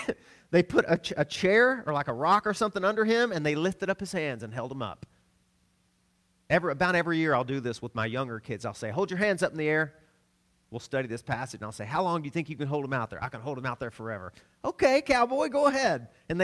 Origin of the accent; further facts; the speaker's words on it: the South, United States; we grew up in the South down a gravel road, and there were Doberman pinchers everywhere.